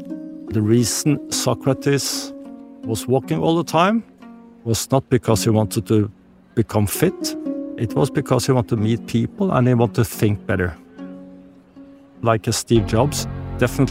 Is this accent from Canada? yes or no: no; Norway; I grew up in Norway, we're close to nature